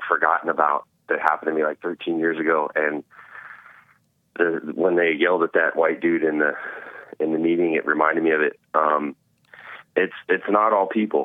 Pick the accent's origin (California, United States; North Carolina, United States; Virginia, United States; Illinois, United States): California, United States; I was from California